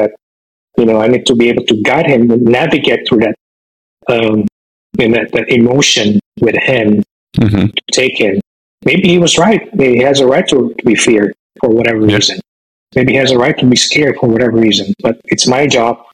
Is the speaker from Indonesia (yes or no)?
yes; Indonesia; moved away as an adult; also born or lived in San Francisco Bay Area, United States; now in Bay Area, United States; I'm originally from Indonesia. I came to the United States as a foreign student when I was after finishing high school